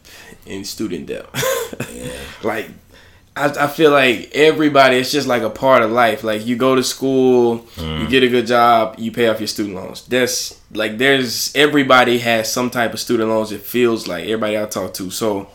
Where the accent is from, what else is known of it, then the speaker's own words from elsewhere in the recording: Alabama, United States; I'm from Alabama